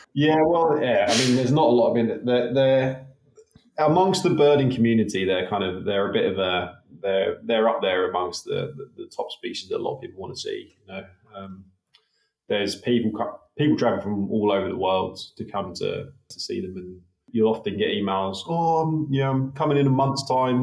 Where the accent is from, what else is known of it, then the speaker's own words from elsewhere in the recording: United Kingdom; also born or lived in Wollongong, Australia; now in Australia; growing up in the UK, as you can tell from my dodgy accent